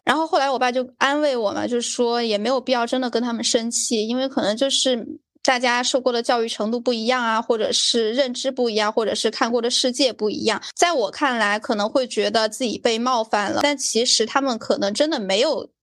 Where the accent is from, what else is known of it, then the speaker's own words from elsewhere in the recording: Sichuan, China; 麻将在我们四川那边还挺盛行的吧